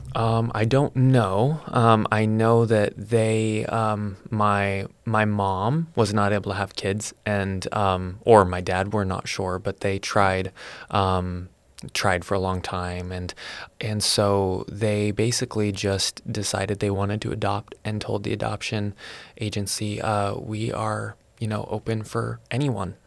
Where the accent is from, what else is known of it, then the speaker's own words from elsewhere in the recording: Salem, Oregon, United States; I was born in Salem, Oregon